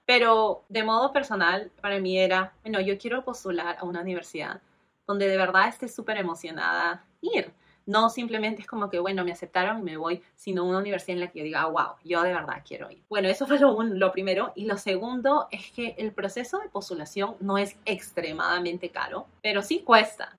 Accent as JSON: {"language": "Spanish", "region": "Lima", "country": "Peru", "tie": "born or raised there", "moved": "as an adult", "said": "Yo soy de Perú, nací y crecí en Lima, Perú, en 1990"}